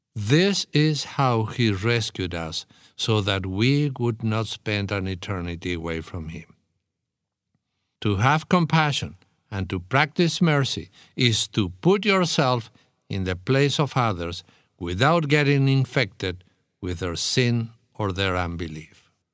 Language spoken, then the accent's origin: English; Argentina; moved away as an adult; I spent forty years in my country. So I was born, raised, educated, and trained as a pastor.